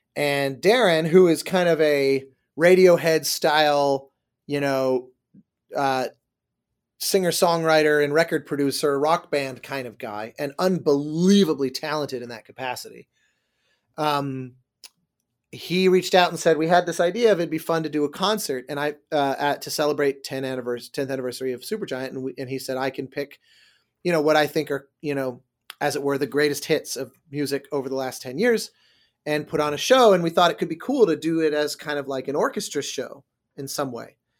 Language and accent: English; Denver, Colorado, United States; moved away as an adult; also born or lived in Manhattan, New York; now in Los Angeles, United States; I grew up in Denver before that.